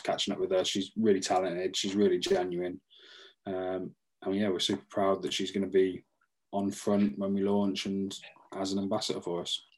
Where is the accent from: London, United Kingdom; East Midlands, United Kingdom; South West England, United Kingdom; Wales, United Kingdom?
East Midlands, United Kingdom; Northampton; we're from Northampton